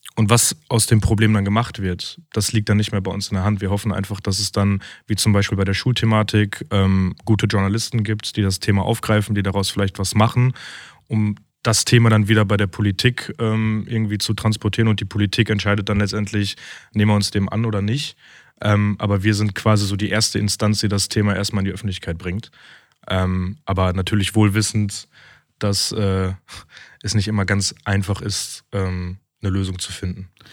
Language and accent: German; Essen, North Rhine-Westphalia, Germany; wir sind halt Essener durch und durch